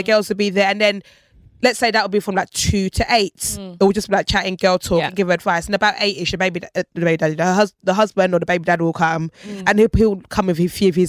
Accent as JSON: {"language": "English", "country": "Nigeria", "said": "I'm too Nigerian for that. I can't even lie."}